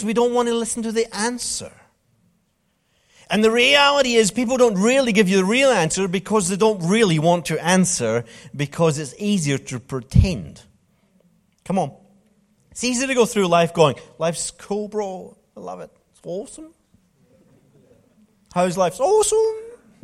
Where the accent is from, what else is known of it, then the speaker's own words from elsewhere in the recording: Scotland, United Kingdom; I'm from Scotland